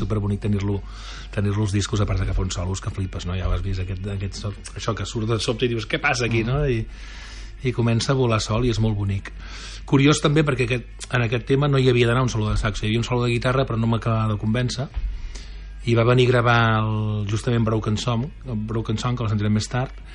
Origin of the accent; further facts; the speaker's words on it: Sabadell, Catalonia, Spain; moved away as an adult; also born or lived in London; now in La Garriga, Spain; vaig venir a viure aquí a la Garriga fa uns 5-6 anys, però sóc de Sabadell